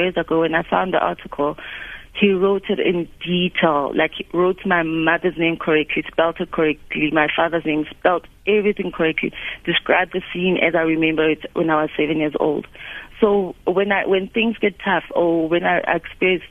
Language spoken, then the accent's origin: English; Soweto, Gauteng, South Africa; I was born in the township, I was born in Soweto